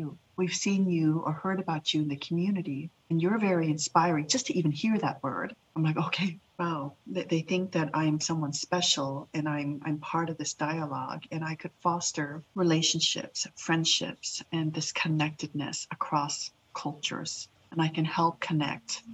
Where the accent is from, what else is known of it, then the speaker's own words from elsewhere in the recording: Boise, Idaho, United States; English is a second language; also born or lived in Laos; My personal journey as a young refugee child navigating through two cultures in Boise, Idaho, actually three cultures, right? My own, the Lao culture, my origin culture, being Idahoan